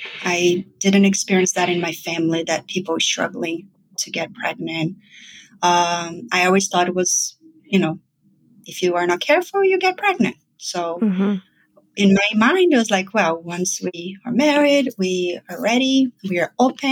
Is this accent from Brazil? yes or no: yes; Brazil; moved away as an adult; now in New York, United States; I'm originally from Brazil.